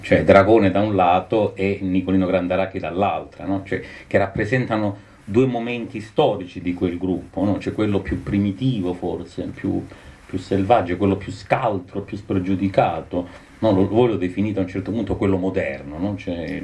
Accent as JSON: {"language": "Italian", "region": "Calabria", "country": "Italy", "said": "essendo calabrese di quella, di, di quella costa, non di quella provincia"}